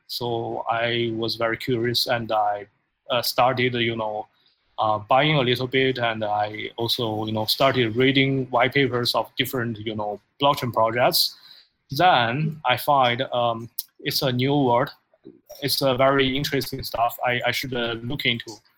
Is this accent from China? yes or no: yes; China; moved away as an adult; now in United States; I'm from China. Uh, I I uh, I was born and uh, educated there, but after uh, I graduated from college, I moved to United States uh, like 11 years ago.